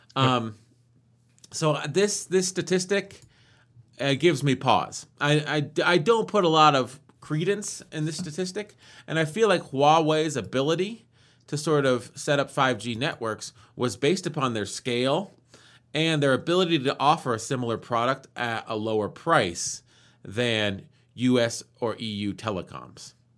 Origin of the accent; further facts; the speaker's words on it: United States; as an American who sort of grown up learning American patriotic points of view